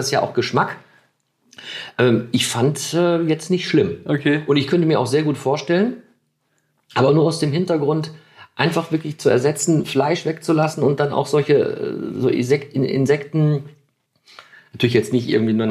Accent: Germany; wir also, als Deutsche

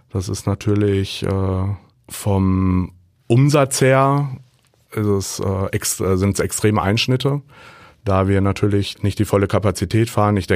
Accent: Hagen, North Rhine-Westphalia, Germany; born there; Ich bin gebürtiger Hagener

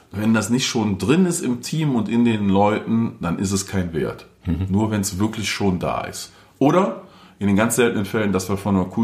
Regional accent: North Rhine-Westphalia, Germany; Ich komme aus dem Rheinland, Nähe Köln. Karneval ist ein großer Spaß für viele da.

